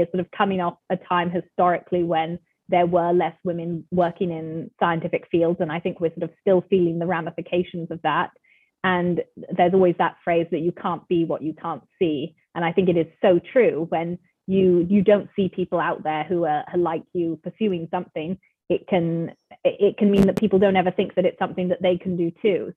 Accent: England, United Kingdom; moved away; also born or lived in California; I'm from England originally. I was born there, um, grew up there, and then I moved with my family to, to California. So I spent some time growing up in California as well.

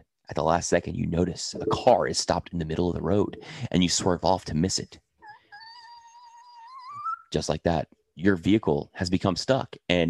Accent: New Orleans, Louisiana, United States; accent: New Orleans; Yeah, I'm from New Orleans, man.

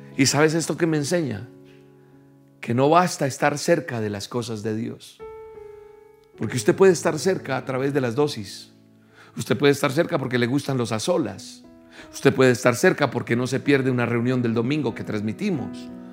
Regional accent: Colombia; En mi tierra, por ejemplo, en Colombia

